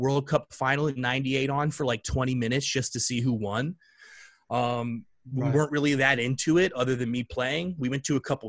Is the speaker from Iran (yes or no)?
no; St. Petersburg, Florida, United States; also born or lived in England; I'm from St. Pete, Florida, born and raised for the most part, except those 4 years